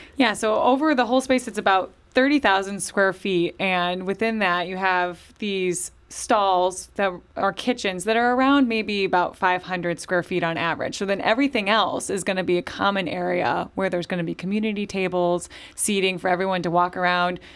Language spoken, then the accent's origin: English; St. Louis, Missouri, United States; I grew up in Saint Louis